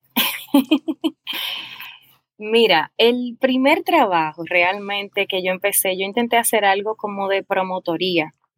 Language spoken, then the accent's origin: Spanish; Dominican Republic; yo nací en República Dominicana hace unos añitos